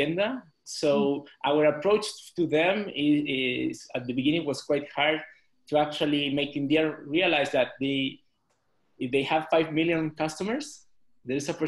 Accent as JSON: {"language": "English", "country": "Chile", "moved": "yes", "lives_now": "Mexico City, Mexico", "said": "I'm from Chile"}